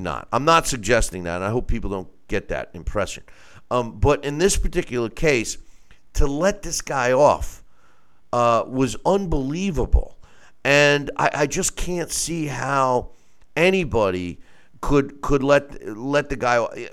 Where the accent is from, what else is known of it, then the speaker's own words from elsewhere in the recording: New York, United States; my home state, New York